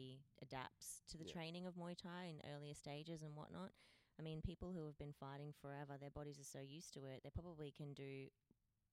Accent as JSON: {"language": "English", "town": "Cooktown", "region": "Queensland", "country": "Australia", "also_born_or_lived": "Cairns", "moved": "yes", "lives_now": "Perth, Australia", "said": "I'm from Cooktown. Cooktown is a teeny tiny town, far north Queensland"}